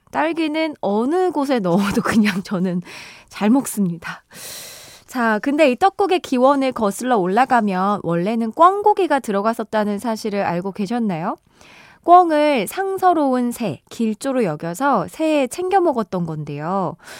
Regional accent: Chungju, North Chungcheong, South Korea; 제가 충주 사람인데

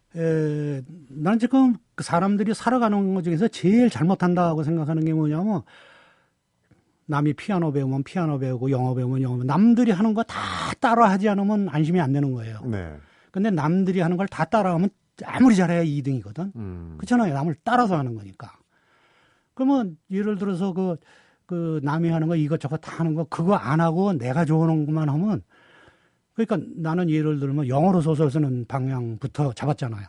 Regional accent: Seoul, South Korea; 서울 태생이면서도

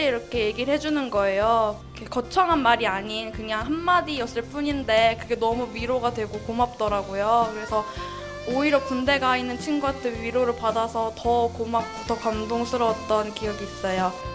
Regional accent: Cheongju, North Chungcheong, South Korea; moved away as an adult; 제 고향이 청주인데

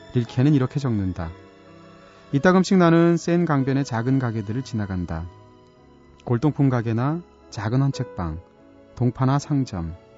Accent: Seoul, South Korea; 서울에서는 어디만 가도 어렸을 때 살던 그런 지역만 가도 그때 내가 태어난 곳이 여긴가 싶기도 하고 초등학교가 여기 근처 어디 있었는데 싶기도 하잖아요.

